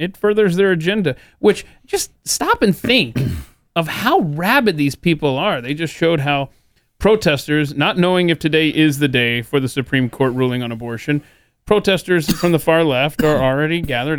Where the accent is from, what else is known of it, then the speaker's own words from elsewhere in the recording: the South, United States; I grew up in the South, which obviously benefited from slave labor.